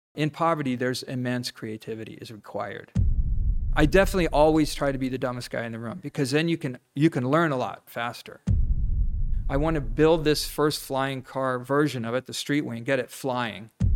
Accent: Ohio, United States; moved away; also born or lived in Los Angeles, California; I grew up in Ohio

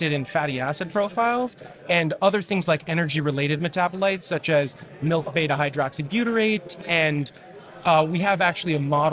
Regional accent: New York City, New York, United States; I grew up in New York City

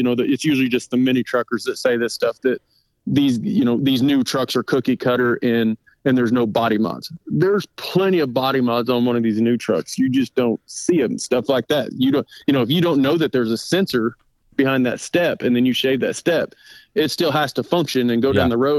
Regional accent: Oklahoma, United States; I'm from Oklahoma

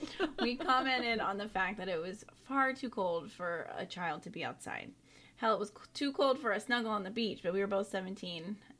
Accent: North Carolina, United States; I grew up in Eastern North Carolina, along the Crystal Coast, more specifically. South of the well-known Outer Banks, also known as the Graveyard of the Atlantic.

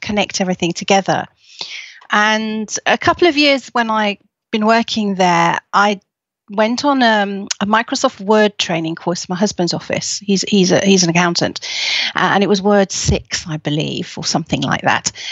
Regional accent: Leeds, Yorkshire and the Humber, United Kingdom; I was born in Leeds

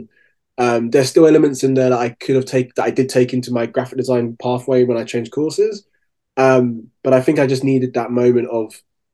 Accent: London, United Kingdom; also born or lived in Winchester; I grew up in South London, Brixton

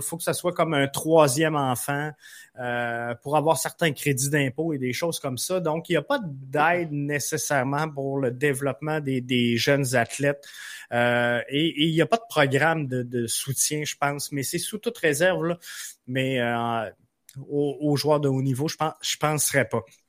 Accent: Quebec City, Quebec, Canada; now in Rivière-du-Loup, Canada; je suis à Rivière-du-Loup. je viens de Québec

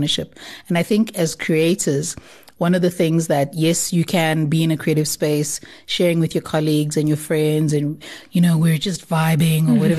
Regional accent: Durban, KwaZulu-Natal, South Africa; I'm originally from Durban

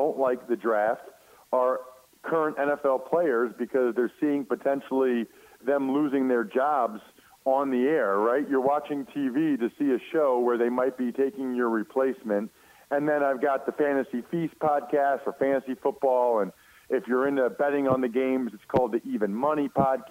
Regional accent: Wyomissing, Pennsylvania, United States; we are both from Wyomissing, Pennsylvania. And, you know, it's a small town about an hour west of Philadelphia.

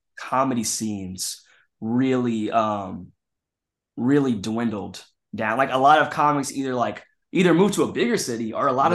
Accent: Kansas City, Missouri, United States; moved away as an adult; also born or lived in Chicago; now in Los Angeles, United States; I was doing like small like children's plays in my hometown of Kansas City

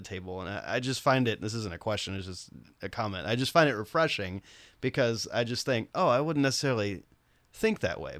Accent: Nashville, Tennessee, United States; I grew up in Nashville

